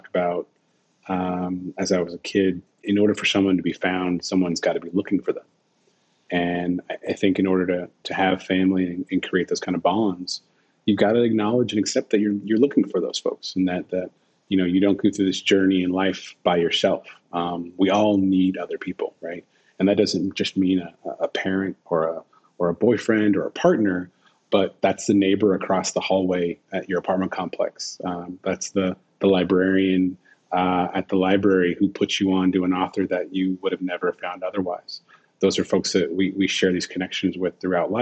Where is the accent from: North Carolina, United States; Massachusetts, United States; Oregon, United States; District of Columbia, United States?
Oregon, United States; Portland; also born or lived in San Francisco, California; we moved to Portland from San Francisco